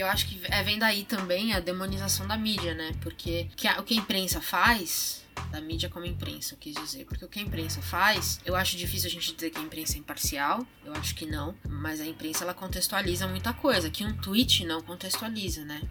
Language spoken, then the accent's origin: Portuguese; São Paulo, Brazil; minha própria educação como paulista